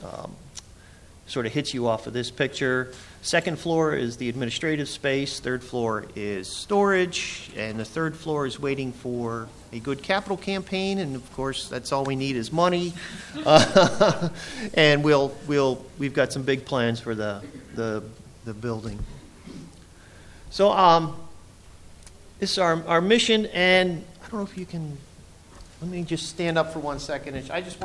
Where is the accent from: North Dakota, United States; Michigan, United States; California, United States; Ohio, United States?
Ohio, United States; outside of Akron; now in Elmira, United States; I grew up outside of Akron, Ohio.